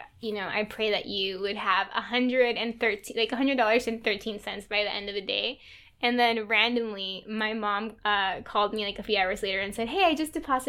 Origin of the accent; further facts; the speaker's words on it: Texas, United States; now in New England, United States; and then I came from Texas to New England, And a lot of my friends, including John, were very intellectual about their faith.